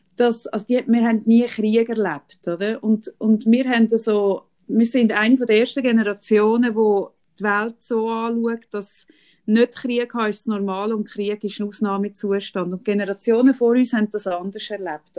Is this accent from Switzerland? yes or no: yes; Switzerland; bei uns in der Schweiz